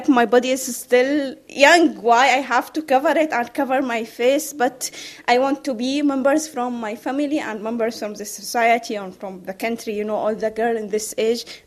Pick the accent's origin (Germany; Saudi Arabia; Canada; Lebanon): Saudi Arabia; moved away as an adult; I come from Saudi Arabia. I escaped from there in 2015